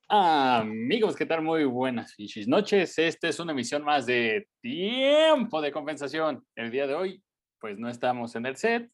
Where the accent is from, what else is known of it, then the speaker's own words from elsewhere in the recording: Mexico; como mexicano